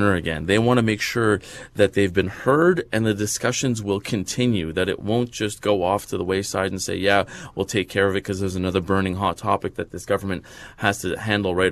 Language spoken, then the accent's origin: English; Canada